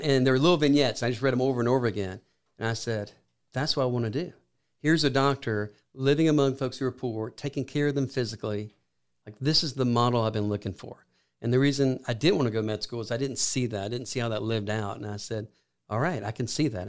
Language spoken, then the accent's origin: English; Columbus, Georgia, United States; also born or lived in Athens, Georgia; I'm from Columbus, Georgia